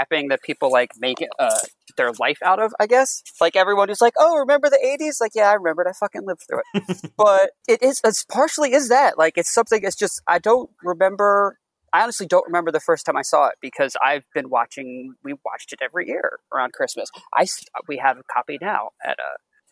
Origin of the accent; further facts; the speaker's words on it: outside Philadelphia, Pennsylvania, United States; also born or lived in Upper Bucks County, Pennsylvania; now in South Jersey, United States; I was born outside Philly